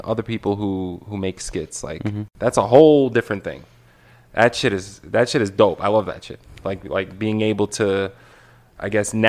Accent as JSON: {"language": "English", "town": "New York City", "region": "New York", "country": "United States", "said": "I'm from Brooklyn."}